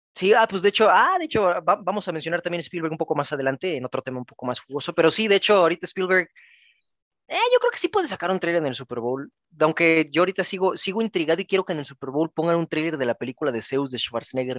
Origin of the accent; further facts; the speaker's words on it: Mexico; como mexicanos